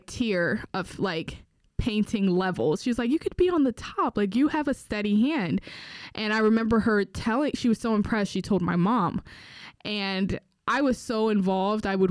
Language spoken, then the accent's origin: English; Newark, New Jersey, United States; I grew up in Newark